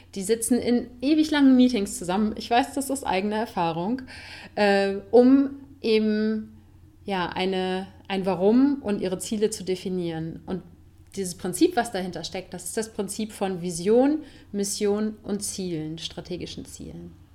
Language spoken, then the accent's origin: German; Cologne, North Rhine-Westphalia, Germany; moved away as an adult; now in Spain; in meine Heimatstadt